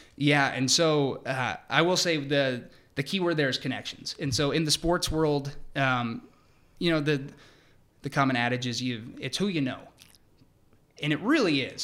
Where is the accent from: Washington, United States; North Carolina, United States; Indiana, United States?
Washington, United States; Seattle; moved away as an adult; also born or lived in Perth, Australia; now in Atlanta, United States; I'm originally from Seattle